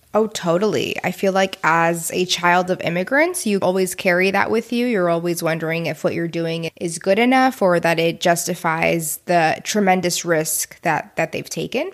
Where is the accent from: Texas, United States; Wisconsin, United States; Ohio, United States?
Texas, United States; Houston; We're both from Houston.